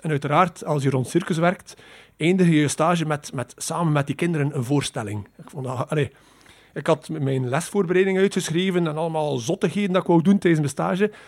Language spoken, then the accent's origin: Dutch; Poperinge, Flanders, Belgium; ik ben opgegroeid in Poperingen